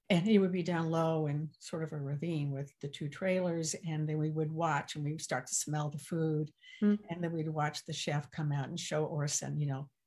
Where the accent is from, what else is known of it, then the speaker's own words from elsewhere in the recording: the South, United States; accent: Southern; Yes, I did. Growing up in the South, yeah.